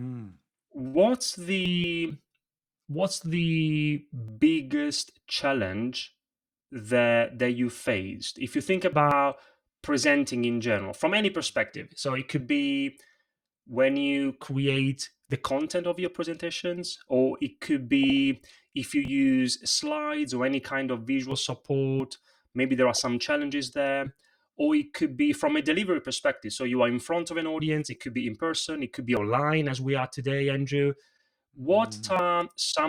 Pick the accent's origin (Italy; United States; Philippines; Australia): Italy; English is a second language; now in London, United Kingdom; when I was a little kid growing up in Italy